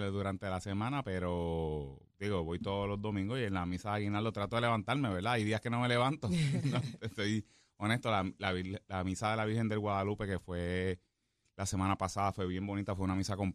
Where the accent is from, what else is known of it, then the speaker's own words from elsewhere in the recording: Guaynabo, Puerto Rico; yo soy de allí. yo soy nacido y criado en Guaynabo, estudié en el Colegio San Pedro Mártir, donde mi mamá fue maestra del Colegio San Pedro Mártir por más de 20 años.